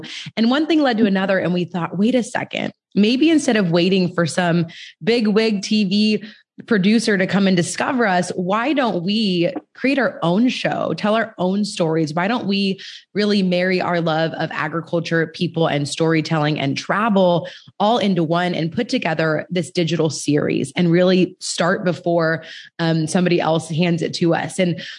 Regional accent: California, United States; California is my home state

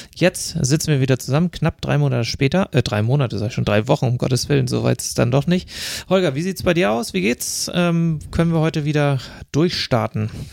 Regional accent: Glückstadt, Schleswig-Holstein, Germany; aus meiner Heimatgemeinde in Glückstadt an der Elbe

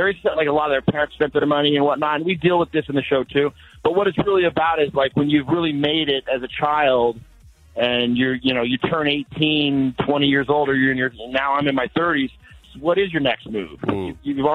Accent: Colorado, United States; I come from Colorado. I come from a farm

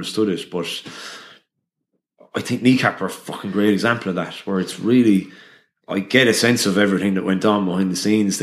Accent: Limerick, Munster, Ireland; I'm from Limerick City, and I spoke Irish up until the Leaving Cert

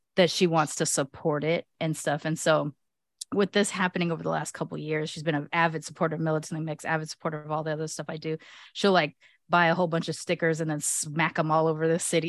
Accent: United States; I may be born here in America

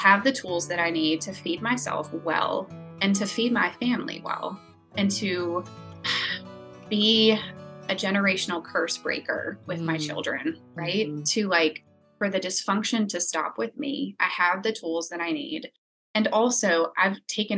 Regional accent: New Orleans, Louisiana, United States; I grew up in New Orleans

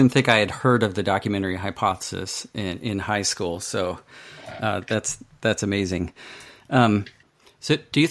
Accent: Pennsylvania, United States; my home state of Pennsylvania

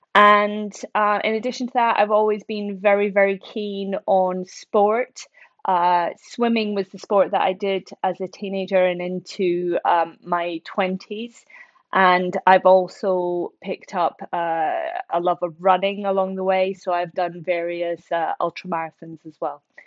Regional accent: central Scotland, United Kingdom; moved away as an adult; also born or lived in Oxford / London; I grew up in Scotland, um, central Scotland

